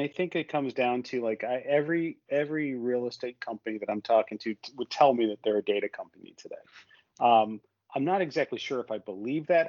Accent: United States; I, I I, have grown businesses as an American or a North American in Europe

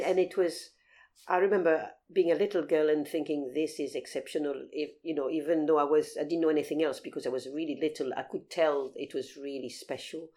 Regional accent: Paris, Île-de-France, France; also born or lived in Aberdeenshire, Scotland (family); now in London, United Kingdom; I was brought up in France. My mother is French, mm-hmm. so um, yes, I was raised in France

